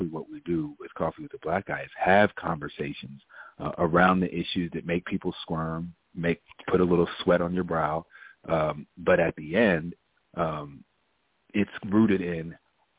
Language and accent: English; Maryland, United States; moved away as an adult; also born or lived in Ohio; born and raised in Maryland, went to school in Appalachia at Ohio University, and then kind of did my westward expansion across the country